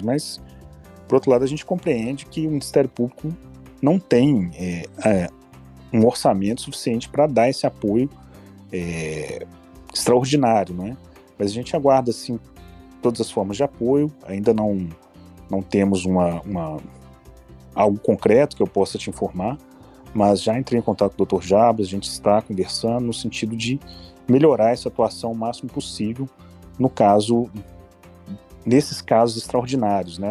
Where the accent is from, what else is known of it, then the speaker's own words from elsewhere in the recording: Ouro Preto, Minas Gerais, Brazil; Eu nasci em Ouro Preto, de fato. Fui criado aqui